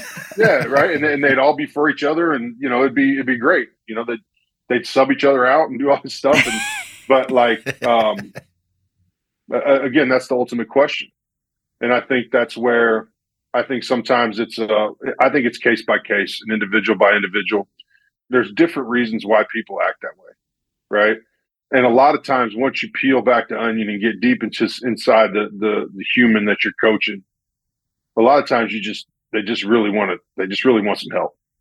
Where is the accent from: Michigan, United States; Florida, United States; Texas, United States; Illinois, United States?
Illinois, United States; Central; I'm from Central Illinois, so there's not a real strong military presence